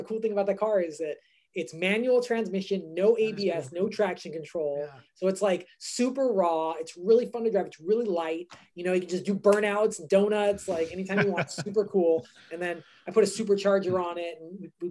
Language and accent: English; Southern California, United States; I grew up in California, born and raised in Southern California